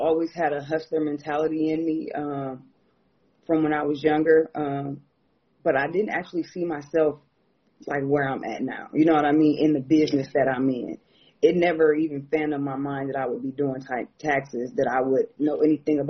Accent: Akron, Ohio, United States; now in Florida, United States; I am originally from Akron, Ohio. I am what they would call a Floridian now. I've been here 25 years

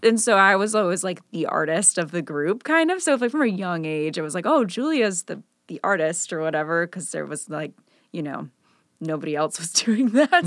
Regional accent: Northfield, Illinois, United States; Northfield is the, the where I grew up. It's, like, kinda near Kenilworth

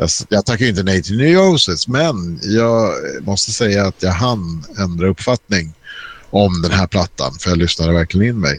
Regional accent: Stockholm, Stockholm County, Sweden; Jag är uppvuxen i Skarpnäck, gick i skolan i Bagarmossen

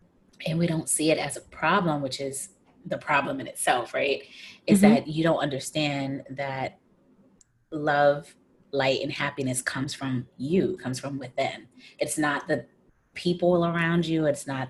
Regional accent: United States; moved away; I'm an American

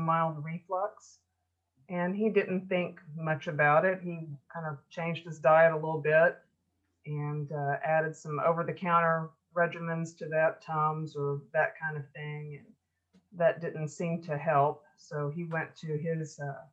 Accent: Memphis, Tennessee, United States; I grew up in the Memphis, Tennessee area in the United States, and that's called the Mid-South

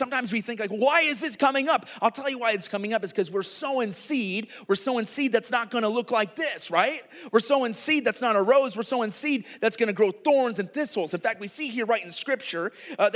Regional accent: Iowa, United States; I grew up in Iowa

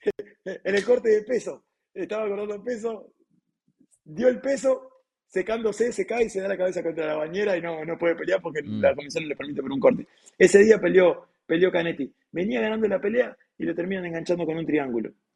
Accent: Uruguay; soy uruguayo

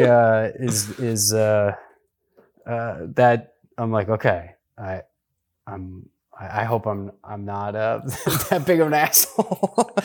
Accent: Washington, District of Columbia, United States; I grew up in the D C area

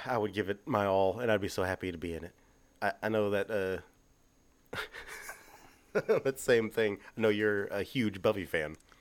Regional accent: Texas, United States; we're from Texas

